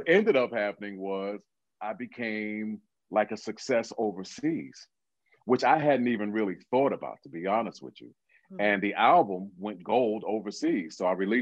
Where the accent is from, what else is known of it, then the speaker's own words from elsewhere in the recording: New York City, New York, United States; I came back to Brooklyn, which is where I'm from, and I transferred to Brooklyn College